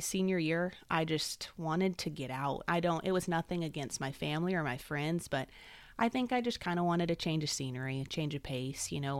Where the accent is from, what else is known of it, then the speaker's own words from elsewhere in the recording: Salinas, California, United States; moved away as an adult; also born or lived in Mississippi; I was born and raised in Salinas, California